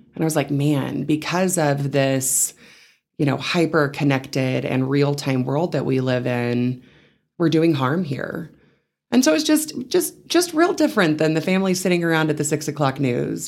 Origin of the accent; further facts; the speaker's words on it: Seminole, Texas, United States; moved away as an adult; also born or lived in Canyon, Texas / San Angelo, Texas; now in Amarillo, United States; I was raised in Seminole, Texas, which is a bit south of Lubbock, so very much a West Texas girl